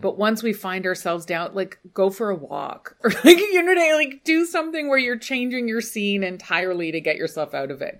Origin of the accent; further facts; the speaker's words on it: United Kingdom; we're British